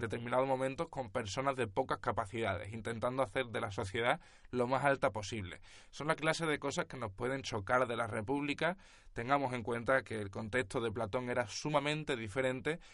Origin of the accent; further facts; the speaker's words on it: Spain; siendo nosotros españoles